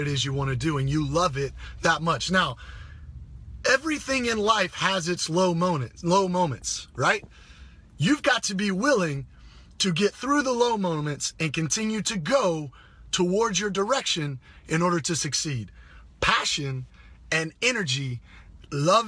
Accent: Greenville, South Carolina, United States; moved away; I'm coming back from my hometown, Greenville, South Carolina

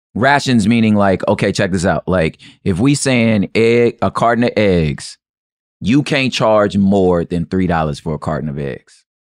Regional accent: United States; as American as I am

